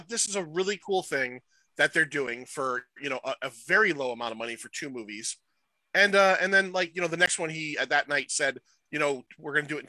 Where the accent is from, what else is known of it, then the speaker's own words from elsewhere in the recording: Middletown, Connecticut, United States; I grew up in Middletown